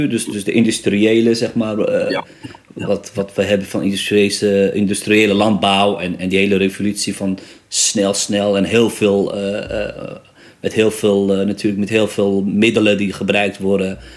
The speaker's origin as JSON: {"language": "Dutch", "region": "Rif", "country": "Morocco", "said": "het is niet anders dan bij ons in de Rif natuurlijk"}